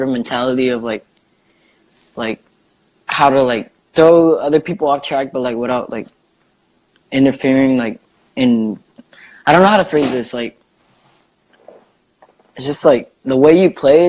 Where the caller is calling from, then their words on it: Rialto, California, United States; I'm calling from Rialto, California.